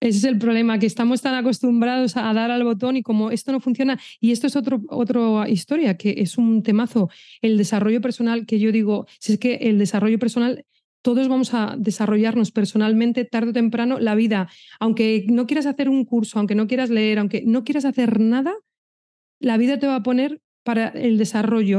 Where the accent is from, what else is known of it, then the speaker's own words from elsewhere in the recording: Madrid, Community of Madrid, Spain; moved away; also born or lived in Pamplona; yo soy de Madrid